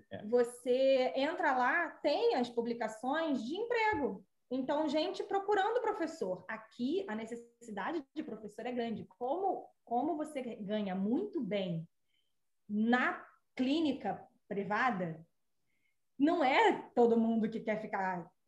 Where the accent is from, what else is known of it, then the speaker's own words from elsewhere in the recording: Rio de Janeiro, Brazil; moved away as an adult; now in United States; Eu que nasci, cresci e quase morri no Rio